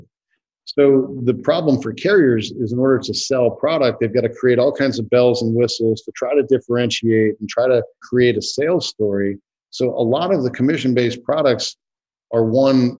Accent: Northern Virginia, United States; I grew up in Northern Virginia

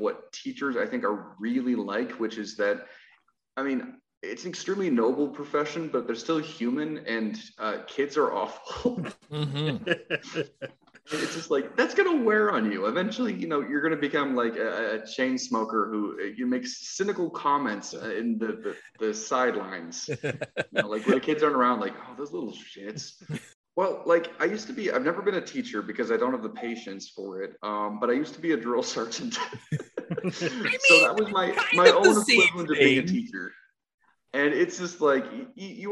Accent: Illinois, United States; growing up in Illinois

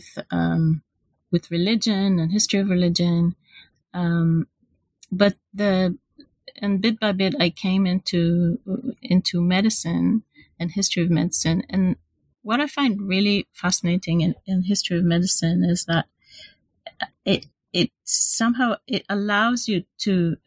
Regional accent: Israel; moved away as an adult; now in London, United Kingdom; I'm from Israel. So I did my undergraduate and MA in Israel.

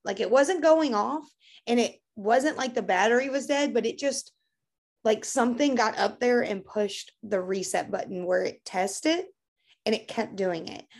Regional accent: Kentucky, United States; I'm from Kentucky and we don't pronounce big words here

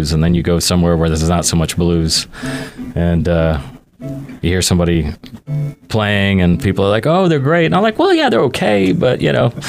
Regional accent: Houston, Texas, United States; also born or lived in California; I'm really from Houston

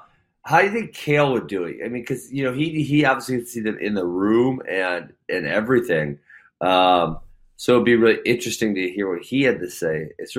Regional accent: Delafield, Wisconsin, United States; Not Milwaukee either. Put some respect on Delafield.

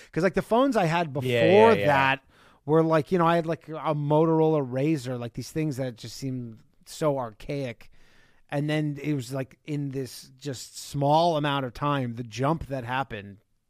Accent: Burlington, Ontario, Canada; I'm from Burlington. I'm from outside.

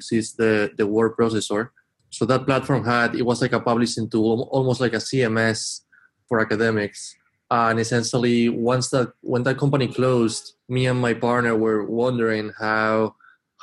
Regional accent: Spain; moved away as an adult; now in Boston, United States; I'm from Spain, but I've been in Boston for about 10 years now. And I first came here to study

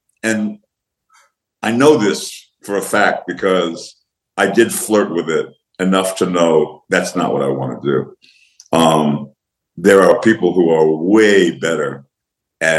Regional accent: New York, United States; When I was a kid growing up in New York

